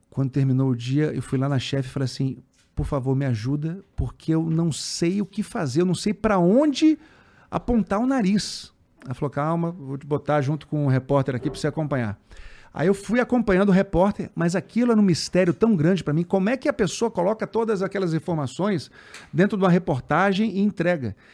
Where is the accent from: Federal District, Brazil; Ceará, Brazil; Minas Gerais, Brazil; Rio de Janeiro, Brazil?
Federal District, Brazil; Brasília; also born or lived in Natal; Eu nasci em Natal e com um ano de idade eu fui para Brasília. Tá. Aí em Brasília eu passei a vida inteira, fiz faculdade em Brasília.